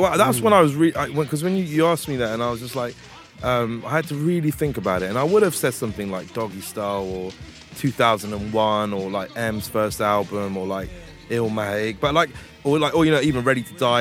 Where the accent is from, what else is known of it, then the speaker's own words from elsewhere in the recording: Hounslow, London, United Kingdom; I'm from Hounslow